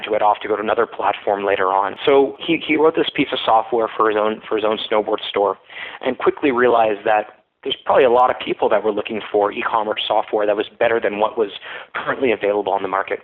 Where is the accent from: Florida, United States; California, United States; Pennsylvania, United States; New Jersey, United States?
Florida, United States; also born or lived in Montreal, Canada; now in Ottawa, Canada; I grew up in Florida, but I went to McGill for my undergrad